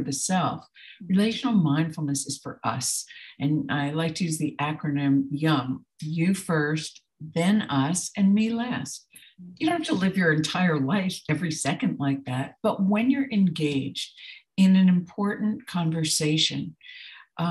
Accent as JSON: {"language": "English", "region": "New Jersey", "country": "United States", "tie": "born or raised there", "said": "I grew up in New Jersey in a dysfunctional family"}